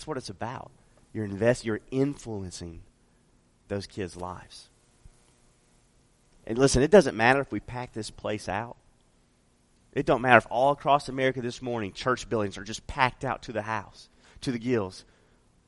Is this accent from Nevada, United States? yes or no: yes; Las Vegas, Nevada, United States; I'm from Vegas. So I lived a large portion of my life in Vegas